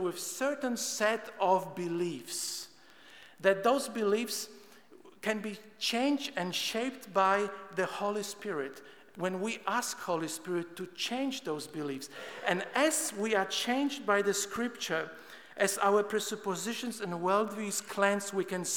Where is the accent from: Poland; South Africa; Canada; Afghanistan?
Poland; moved away; I'm Polish by birth. I grew up in Poland and I attended atheistic communist schools